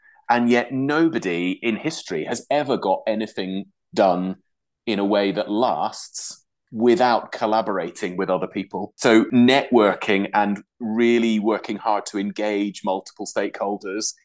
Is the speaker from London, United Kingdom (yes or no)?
no; Yorkshire and the Humber, United Kingdom; moved away as an adult; also born or lived in Durham; now in Glasgow, United Kingdom; I'm from Durham originally, but I grew up in Yorkshire.